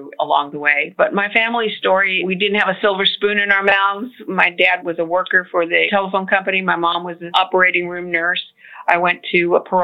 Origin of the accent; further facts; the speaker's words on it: California, United States; moved away as an adult; also born or lived in Florida / Washington, D.C.; now in Houston, United States; I was born in Florida and we moved to California when I was little, and California was all really I knew as a way of life